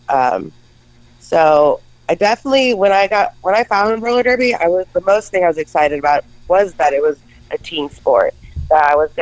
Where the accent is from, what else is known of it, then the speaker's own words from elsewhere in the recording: Detroit, Michigan, United States; now in Texas, United States; I'm originally from Detroit.